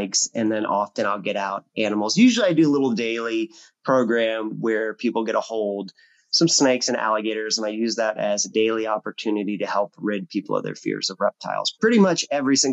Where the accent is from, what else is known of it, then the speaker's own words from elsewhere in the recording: Florida, United States; as a little kid growing up in Florida, I've been here my whole life, except for 9 months.